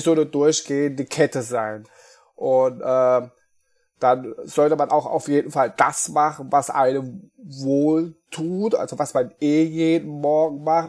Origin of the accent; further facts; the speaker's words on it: Apolda, Thuringia, Germany; moved away as an adult; now in Mainz, Germany; ich bin äh, gebürtiger Thüringer, komme aus ähm, Apolda, das ist bei Jena